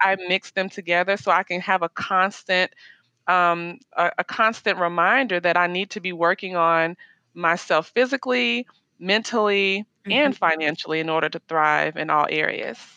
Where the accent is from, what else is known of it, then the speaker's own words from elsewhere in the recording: Nashville, Tennessee, United States; moved away as an adult; also born or lived in Miami, Florida / Orlando, Florida / Maryland / Colorado; now in Dallas, United States; I'm originally from Nashville, Tennessee, but I mm-hmm. currently live in Dallas, Texas